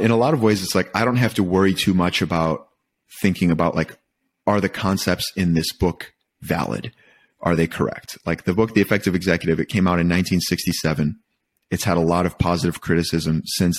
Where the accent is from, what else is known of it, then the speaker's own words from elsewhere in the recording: Michigan, United States; I was born and raised in Michigan